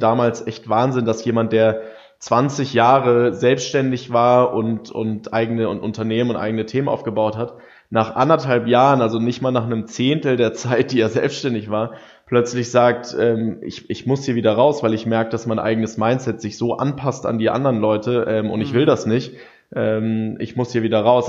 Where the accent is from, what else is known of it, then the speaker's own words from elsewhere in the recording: Germany; wir sind ja so als Deutsche